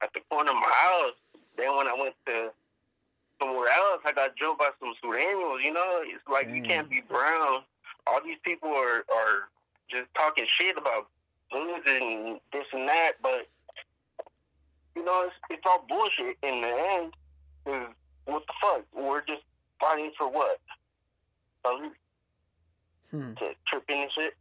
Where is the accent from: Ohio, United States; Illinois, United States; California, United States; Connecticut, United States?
California, United States; Sacramento; also born or lived in Davis, California; born and raised in Sacramento, California.